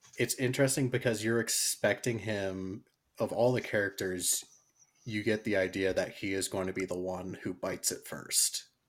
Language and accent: English; United States; me being an American